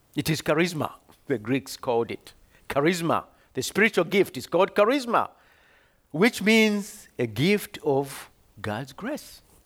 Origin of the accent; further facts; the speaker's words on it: Zambia; moved away as an adult; I was born in Zambia, came here on a scholarship many d, centuries ago.